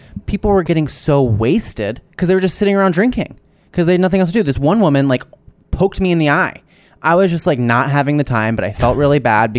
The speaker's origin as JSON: {"language": "English", "region": "New Jersey", "country": "United States", "said": "I'm from New Jersey."}